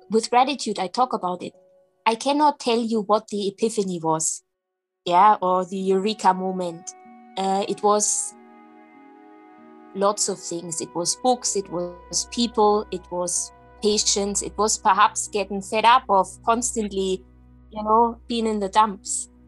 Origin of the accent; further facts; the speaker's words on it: Germany; English is a second language; moved away as an adult; now in Scotland; I was very young, I was in my early 20s. And um, yeah, I moved country. I moved from Germany to Scotland